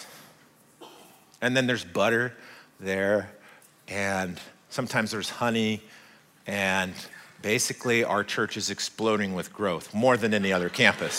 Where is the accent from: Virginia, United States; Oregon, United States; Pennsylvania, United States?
Oregon, United States; I'm American. I was born in Oregon, but I'm also Swiss